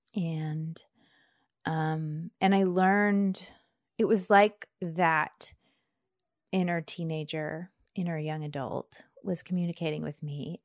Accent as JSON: {"language": "English", "area": "near Charlottesville", "region": "Virginia", "country": "United States", "tie": "born or raised there", "also_born_or_lived": "Bradford, Pennsylvania", "moved": "as an adult", "lives_now": "Washington, D.C., United States", "said": "I grew up near Charlottesville"}